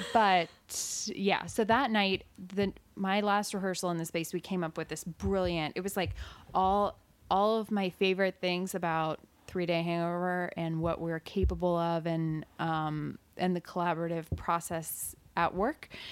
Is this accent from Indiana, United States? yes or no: yes; Evansville, Indiana, United States; moved away as an adult; I grew up in Evansville and I went to school at Evansville